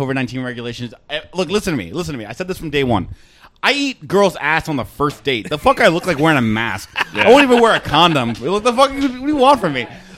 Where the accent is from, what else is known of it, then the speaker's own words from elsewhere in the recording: New York City, New York, United States; moved away; also born or lived in Connecticut; I'm from New York, so yeah. I use short A A sounds.